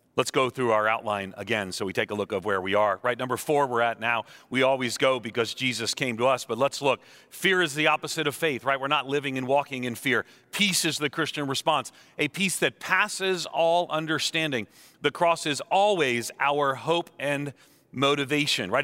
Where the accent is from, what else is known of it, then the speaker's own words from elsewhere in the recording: Long Island, New York, United States; I grew up on Long Island outside of New York City